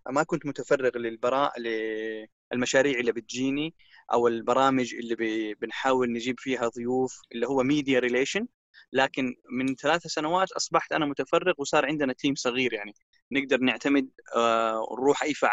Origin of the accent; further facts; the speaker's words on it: Japan; born there; also born or lived in Cairo, Egypt / Jeddah, Saudi Arabia / Dubai, United Arab Emirates; من مواليد اليابان ثم انتقلت الى القاهره وتخرجت من البكالوريوس في الاعلام ودرست الثانويه طبعا في جده ثم عدت إلى اليابان مرة أخرى ثم إلى دبي ثم إلى جدة